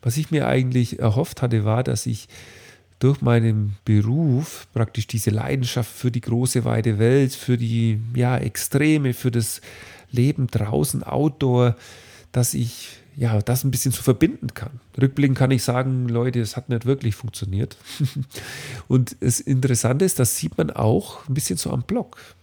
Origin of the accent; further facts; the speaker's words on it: Dinkelsbühl, Bavaria, Germany; in Dinkelsbühl, meinem Heimatort